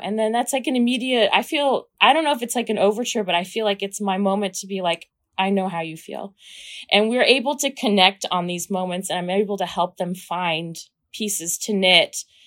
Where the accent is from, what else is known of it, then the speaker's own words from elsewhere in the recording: Kansas, United States; I'm from Kansas, I grew up watching The Wizard of Oz